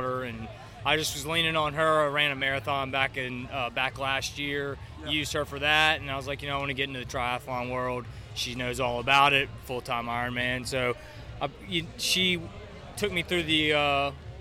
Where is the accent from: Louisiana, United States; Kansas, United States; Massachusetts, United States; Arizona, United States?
Louisiana, United States; Baton Rouge; from Baton Rouge, Louisiana, born and raised